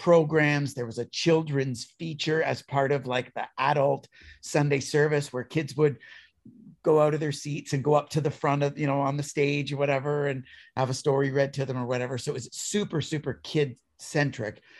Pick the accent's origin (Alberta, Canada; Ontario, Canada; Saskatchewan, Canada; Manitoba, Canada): Ontario, Canada; Niagara region; also born or lived in Toronto; I'm born and raised in the Niagara region of Ontario, Canada, and have been kind of a Niagara kid all my life